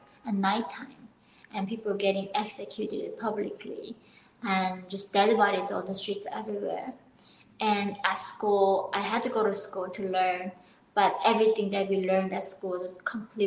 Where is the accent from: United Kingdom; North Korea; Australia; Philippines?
North Korea; now in United States; I was born in North Korea in 1993 in the border, like northern part of Korea